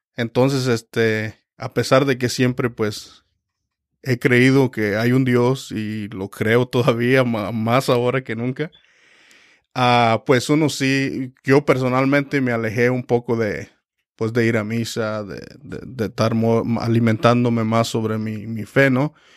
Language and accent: Spanish; Michoacán, Mexico; now in Reading, United States; soy también mexicano de Michoacán, México